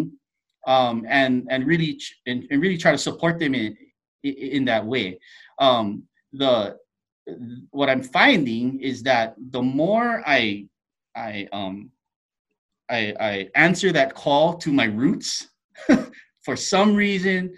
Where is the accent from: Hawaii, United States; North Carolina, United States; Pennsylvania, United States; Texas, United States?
Hawaii, United States; now in Seattle, United States; I'm originally from Hawaii, and the island is a small place.